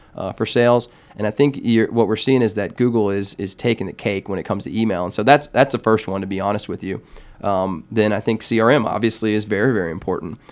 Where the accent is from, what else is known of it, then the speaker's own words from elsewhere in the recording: Atlanta, Georgia, United States; I'm actually from Atlanta here, grew up in, in town, went to Georgia Tech